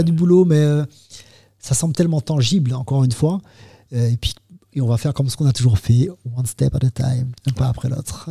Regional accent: Martinique; nous, on est en Martinique, on est français

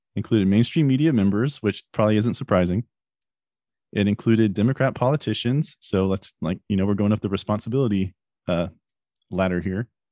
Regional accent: United States; we as the American people

